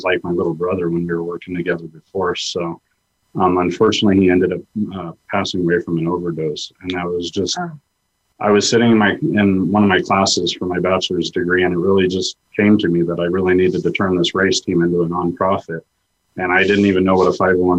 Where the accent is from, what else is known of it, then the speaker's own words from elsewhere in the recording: Cañon City, Colorado, United States; I was raised in Canyon City down in the Fremont County area